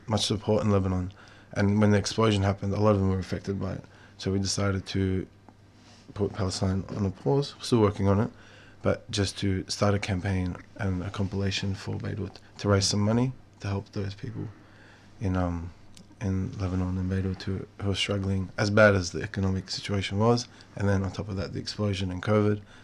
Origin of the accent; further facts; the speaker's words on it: Melbourne, Victoria, Australia; me and some of the boys I grew up with in Melbourne